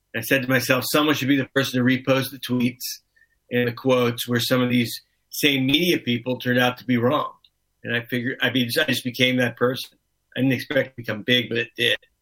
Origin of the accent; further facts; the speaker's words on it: Miami, Florida, United States; I grew up in Miami